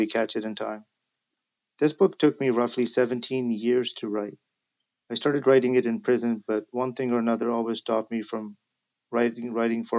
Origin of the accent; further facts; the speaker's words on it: Vancouver, British Columbia, Canada; a South Asian kid growing up in South Vancouver